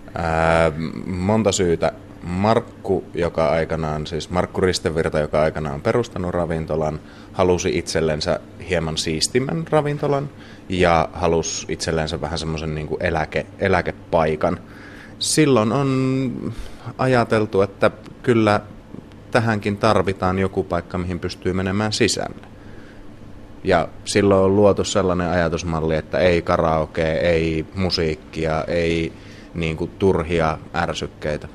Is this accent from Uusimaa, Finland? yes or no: yes; Helsinki, Uusimaa, Finland; also born or lived in Vuosaari, Helsinki; Alun perin olen täältä kotoisin tuosta vartiokylästä, mutta nyt asun tuossa Vuosaaren Aurinkolahden puolella